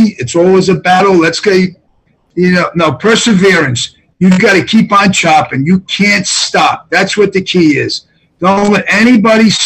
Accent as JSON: {"language": "English", "town": "Kearny", "region": "New Jersey", "country": "United States", "tie": "born or raised there", "said": "when I was a kid growing up in Kearney"}